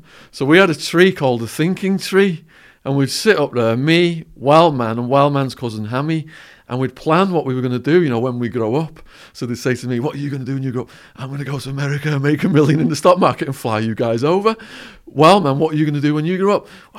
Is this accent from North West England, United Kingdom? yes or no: yes; Widnes, North West England, United Kingdom; All right, so I grew up in Widnes, a chemical manufacturing town between Liverpool and Manchester.